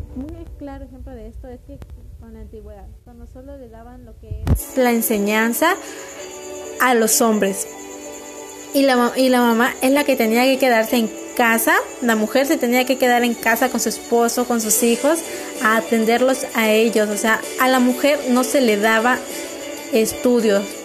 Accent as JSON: {"language": "Spanish", "country": "Mexico"}